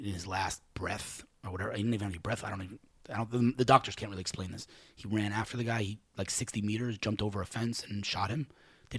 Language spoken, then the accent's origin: English; New York, United States; now in Israel; I'm one of five brothers. We grew up in New York in Queens